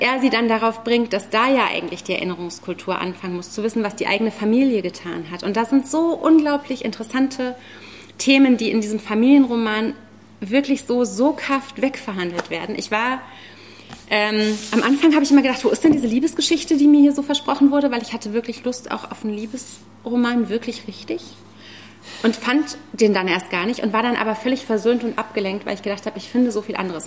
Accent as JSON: {"language": "German", "area": "the Zone", "region": "East Germany", "country": "Germany", "said": "ich bin ja auch aus der Zone"}